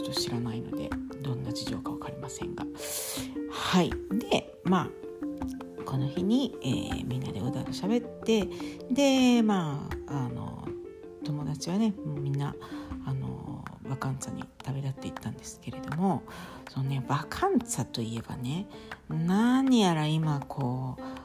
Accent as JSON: {"language": "Japanese", "region": "Kansai", "country": "Japan", "tie": "born or raised there", "moved": "yes", "lives_now": "Italy", "said": "私はまあ関西出身ですけれども"}